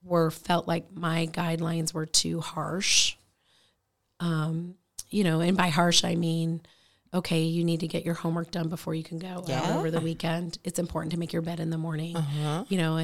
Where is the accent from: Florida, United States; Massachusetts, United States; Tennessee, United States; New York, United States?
Florida, United States; And so when we settled in Florida, that's kind of where we went to school, graduated high school, went to college.